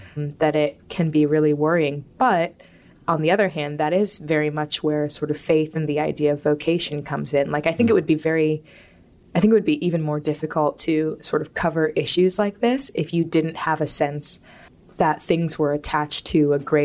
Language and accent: English; Richmond, Virginia, United States; I grew up in Richmond, Virginia